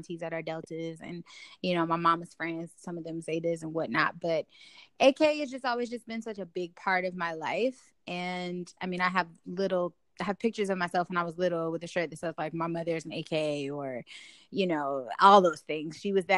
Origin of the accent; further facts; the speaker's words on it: Detroit, Michigan, United States; now in Atlanta, United States; I'm from Detroit, Michigan.